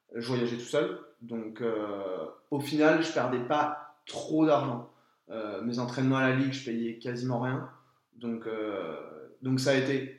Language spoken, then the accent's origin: French; France; nous, en tant que Français